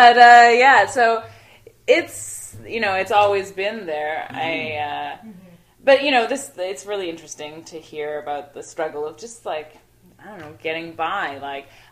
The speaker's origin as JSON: {"language": "English", "town": "Toronto", "region": "Ontario", "country": "Canada", "tie": "born or raised there", "also_born_or_lived": "Montreal", "said": "I grew up in Toronto"}